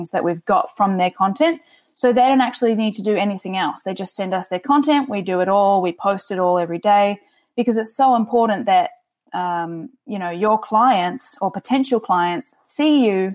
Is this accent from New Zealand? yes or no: yes; New Zealand; now in Toronto, Canada; I'm originally from New Zealand, as you can probably tell from my sultry accent